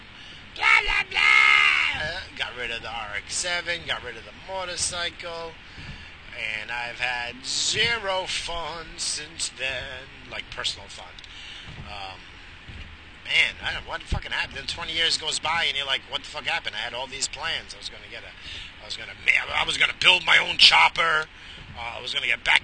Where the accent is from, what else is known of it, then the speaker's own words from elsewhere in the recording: New York, United States; growing up in New York, pre-2000